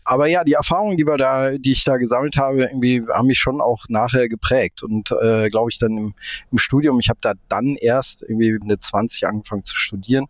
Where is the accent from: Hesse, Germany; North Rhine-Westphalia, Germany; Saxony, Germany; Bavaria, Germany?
North Rhine-Westphalia, Germany; between Cologne and Bonn; also born or lived in Munich / Tehran, Iran / Dublin; now in Berlin, Germany; Aber aufgewachsen wirklich im Rheinland zwischen Köln und Bonn